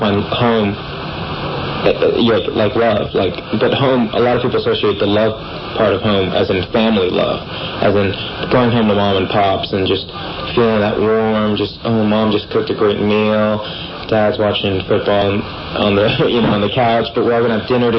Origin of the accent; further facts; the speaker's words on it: San Francisco, California, United States; I grew up in San Francisco. I was born and raised here. I'm a native